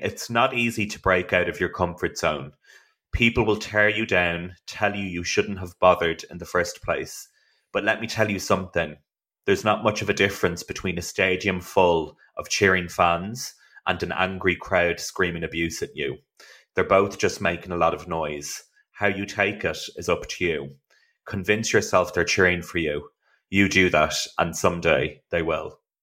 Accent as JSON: {"language": "English", "country": "Ireland", "said": "I am from Ireland"}